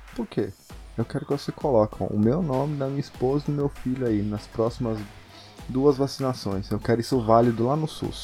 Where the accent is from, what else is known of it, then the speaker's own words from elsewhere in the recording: Brazil; nós somos do Brasil